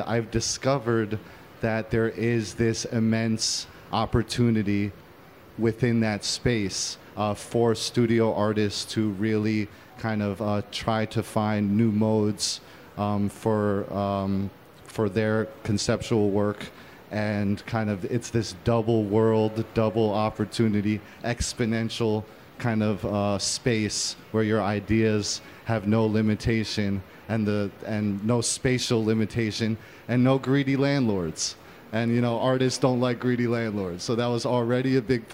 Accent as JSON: {"language": "English", "region": "New York", "country": "United States", "tie": "born or raised there", "said": "I'm an artist from the Lower East Side of Manhattan. I happen to be born in a functioning gallery on Houston Street that we lived in until I was seven"}